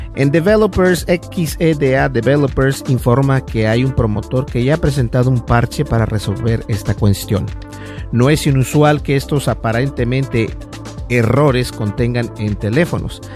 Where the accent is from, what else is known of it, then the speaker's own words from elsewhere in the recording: Minnesota, United States; yo soy de Minnesota